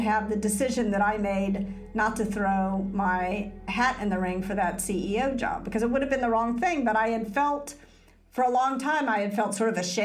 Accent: Memphis, Tennessee, United States; moved away; I was raised in Memphis

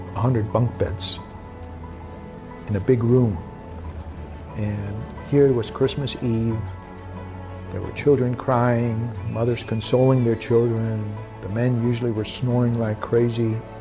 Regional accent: Germany; moved away; also traveled to my hometown. And on the last day in Germany

